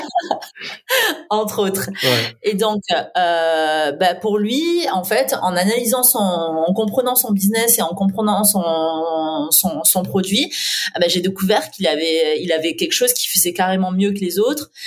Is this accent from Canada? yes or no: no; south-east France, France; moved away; also born or lived in Paris; je viens du sud-est de la France